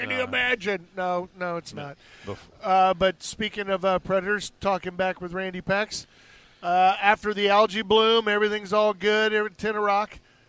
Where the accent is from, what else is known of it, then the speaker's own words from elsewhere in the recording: Texas, United States; now in Hillsborough County, Florida, United States; where I grew up in Texas, there was Tomball Waller Road.